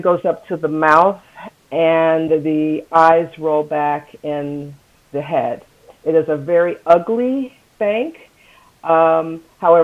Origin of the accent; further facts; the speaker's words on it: United States; I am African American